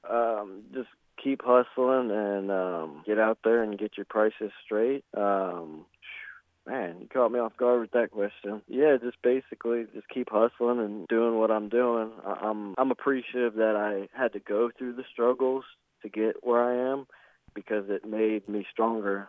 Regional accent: Ormond Beach, Florida, United States; born and raised in Ormond Beach, which is in Volusia County, Florida

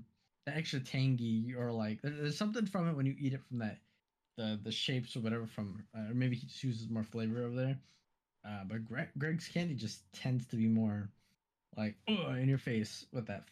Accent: California, United States; as a Californian

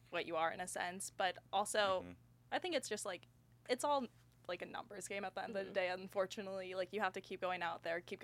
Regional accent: Phoenix, Arizona, United States; moved away as an adult; also born or lived in Tucson / Washington DC; now in Austin, United States; I'm from Phoenix originally

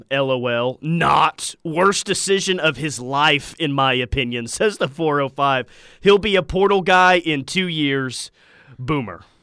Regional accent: Chickasha, Oklahoma, United States; I am from Chickasha, and I grew up going to this building my entire life to eat.

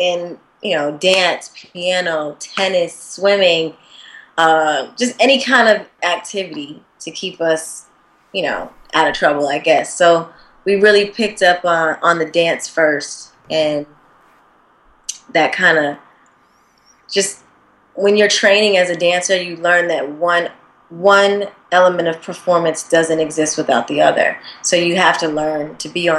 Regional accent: Springfield, Massachusetts, United States; moved away; also born or lived in Atlanta, Georgia; Atlanta, but I'm originally from Springfield, Massachusetts. So I would get yelled at if I didn't claim my original city, Springfield, Mass. But I learned a lot in Atlanta. I kind of did 50-50 with both cities

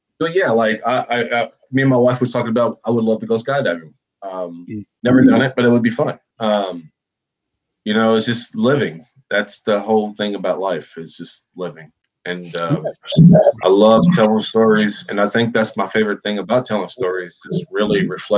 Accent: United States; as an American

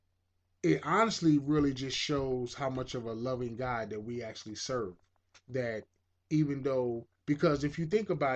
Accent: United States; I'm American

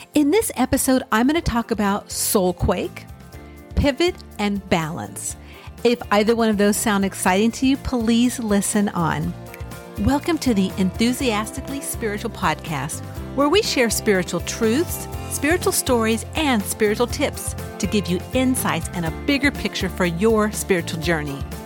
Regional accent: California, United States; I grew up in California

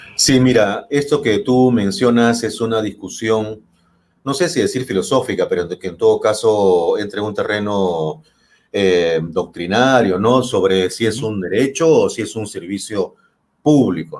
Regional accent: Peru; los peruanos, todos nosotros

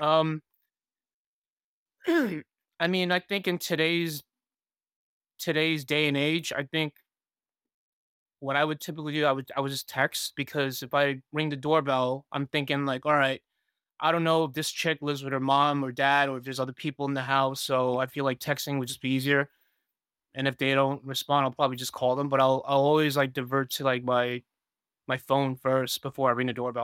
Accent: New York City, New York, United States; also born or lived in Taiwan; I'm from Queens, New York

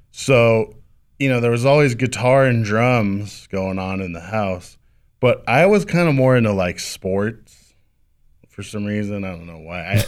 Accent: El Cajon, California, United States; also born or lived in Del Mar, California; Grew up in, uh, I guess what you would call, uh, it's Rancho San Diego now

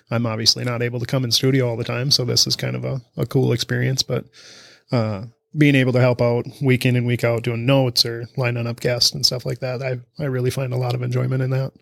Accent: Almena, Wisconsin, United States; from Amory, Wisconsin. local guy

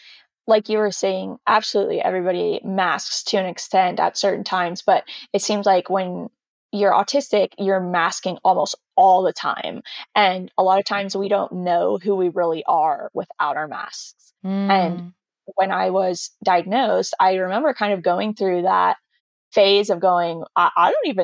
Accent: California, United States; Yeah, and I said, yeah, from the South of California, not the actual South, because apparently they thought I had a Southern accent, which I don't hear at all.

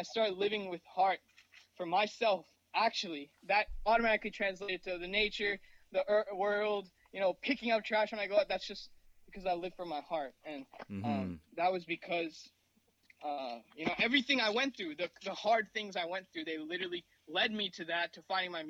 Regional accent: Mumbai, Maharashtra, India; born there; Growing up, I come from a Indian background. I was born in Mumbai

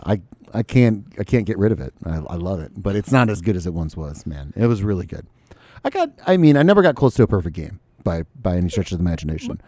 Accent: United States; I'm an American

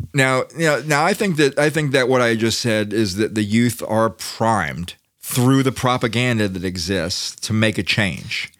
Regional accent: United States

